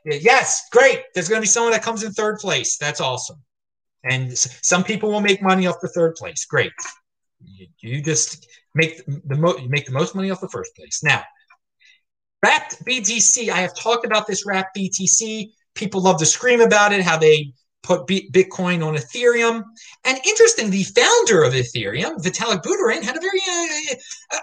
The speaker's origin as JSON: {"language": "English", "town": "Baltimore", "region": "Maryland", "country": "United States", "said": "I'm some guy from Baltimore"}